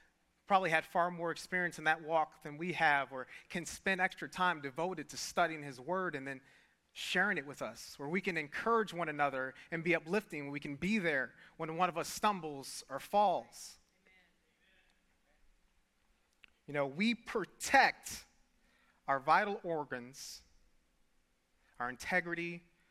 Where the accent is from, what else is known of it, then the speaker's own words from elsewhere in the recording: Detroit, Michigan, United States; I grew up in Detroit